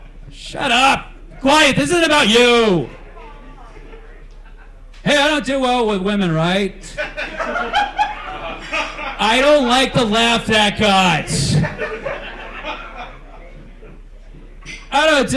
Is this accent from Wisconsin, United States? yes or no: no; Lodi, California, United States; I'm from the great town of Lodi, California.